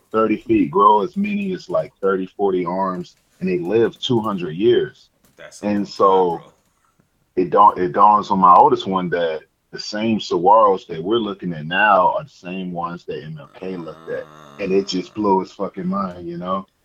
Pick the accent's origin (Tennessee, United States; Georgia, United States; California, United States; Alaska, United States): Georgia, United States; now in Arizona, United States; I just recently moved out here to Arizona. Yeah. You know, I'm saying from Georgia. So yeah, shout, shouts to the South, both